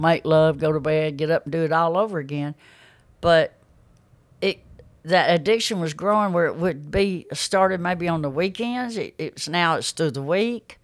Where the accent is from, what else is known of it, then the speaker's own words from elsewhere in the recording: Pinson, Alabama, United States; I grew up in Pinson